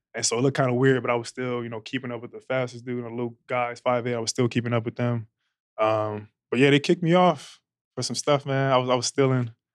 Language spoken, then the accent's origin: English; Long Beach, California, United States; I'm from Long Beach, California, born and raised